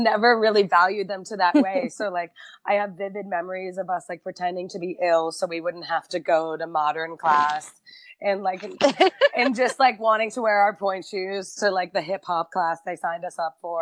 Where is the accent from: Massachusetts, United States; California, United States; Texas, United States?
Massachusetts, United States; Quincy; I grew up in Quincy, so it's right south of Boston